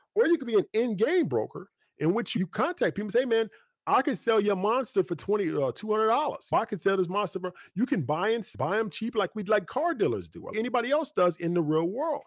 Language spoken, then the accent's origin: English; United States; we grew up in Clarksville Guthrie